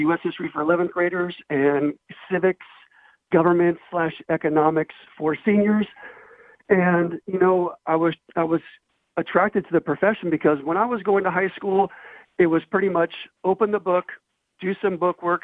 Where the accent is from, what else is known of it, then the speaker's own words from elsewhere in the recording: South Gate, California, United States; I grew up in Southgate, which is kind of like a working class community in southeast Los Angeles